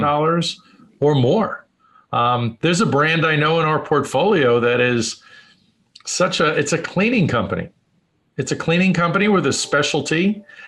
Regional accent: New York City, New York, United States; moved away as an adult; also born or lived in Phoenix, Arizona; now in Las Vegas, United States; I grew up in New York in, in a very entrepreneurial family

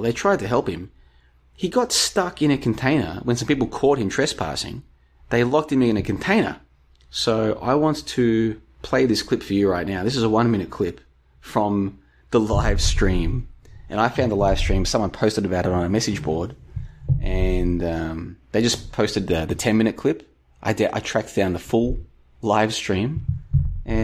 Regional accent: Victoria, Australia; No, a little bit further southeast than Doveton. But we played in the same football league as Doveton.

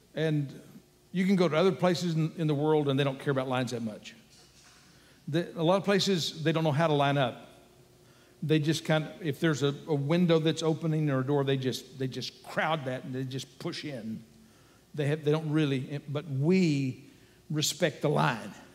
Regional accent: Texas, United States; I'm an American. Uh, and a, Texan too

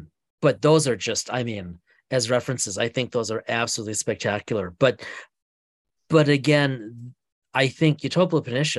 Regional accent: Fond du Lac, Wisconsin, United States; now in St. Paul, United States; obviously I'm in St. Paul and Brad's in Milwaukee, but Brad's from Oconomowoc and I'm from Fond du Lac.

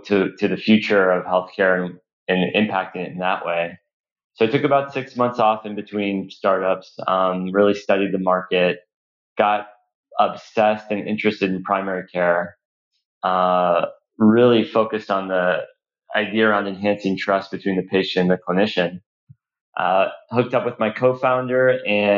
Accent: Los Angeles, California, United States; also born or lived in Boston; I was born in Los Angeles

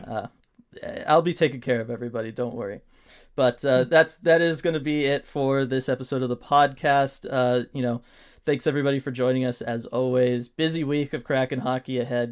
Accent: Southern California, United States; we are not native to Seattle. We are from Southern California

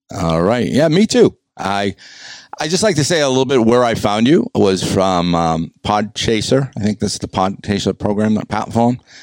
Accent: New England, United States; I'm from New England

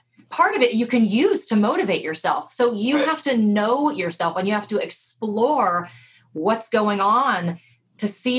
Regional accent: the South, United States; I grew up in the South

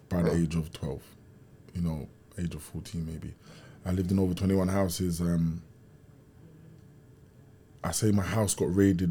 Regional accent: London, United Kingdom; growing up in Kennington, and in Brixton

